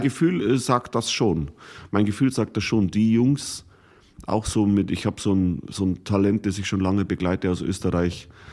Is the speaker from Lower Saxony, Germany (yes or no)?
no; Bodenmais, Bavaria, Germany; moved away as an adult; also born or lived in Munich; in dem Heimatdorf, wo ich aufgewachsen bin, im Bodenmais im Bayerischen Wald